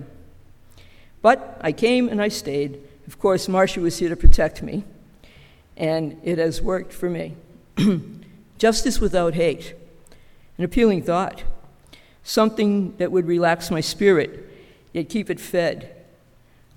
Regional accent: Boston, Massachusetts, United States; We were Polish immigrants living in a very tight-knit community centered around the church, Our Lady of Częstochowa in South Boston. I went to the same grammar school as my mother and her siblings

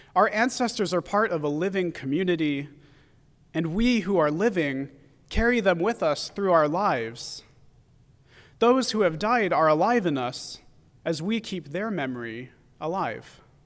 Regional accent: San Francisco Bay Area, California, United States; growing up in the San Francisco Bay Area

